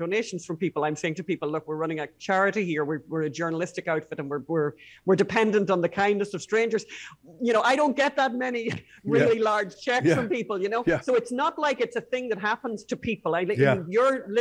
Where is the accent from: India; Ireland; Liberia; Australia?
Ireland; as Irish people